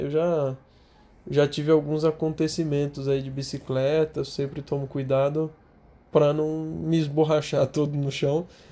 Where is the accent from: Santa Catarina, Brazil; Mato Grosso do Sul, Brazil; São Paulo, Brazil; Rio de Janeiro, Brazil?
São Paulo, Brazil; eu sou de São Paulo